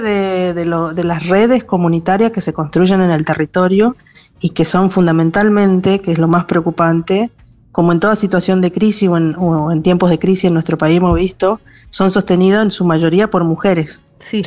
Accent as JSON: {"language": "Spanish", "region": "Chaco", "country": "Argentina", "said": "Yo particularmente soy de Chaco"}